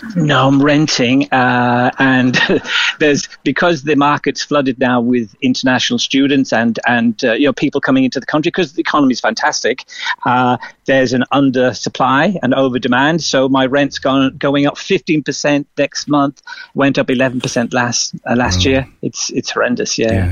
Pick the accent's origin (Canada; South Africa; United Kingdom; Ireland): Ireland; Cork, Munster; moved away as an adult; also born or lived in Douglas, Cork; now in Sydney, Australia; I went to school in Deer Park up at Friars Walk